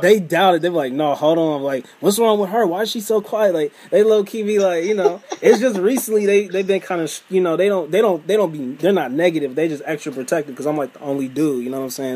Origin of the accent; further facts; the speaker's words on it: Cleveland, Ohio, United States; I'm from Cleveland